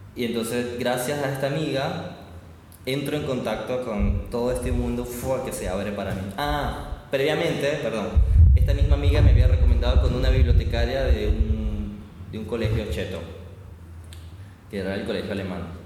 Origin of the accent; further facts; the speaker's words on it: Barranquilla, Atlántico, Colombia; moved away as an adult; now in Buenos Aires, Argentina; soy de Barranquilla, pero actualmente vivo en Buenos Aires ahí con mi familia